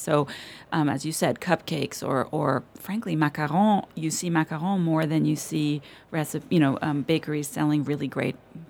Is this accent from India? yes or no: no; Berlin, Germany; born there; also born or lived in United States; I was born in Berlin a long time ago. But I'm half American, half Italian, and I've spent sort of the bulk of my life in the U.S., but I moved back to Berlin 7 years ago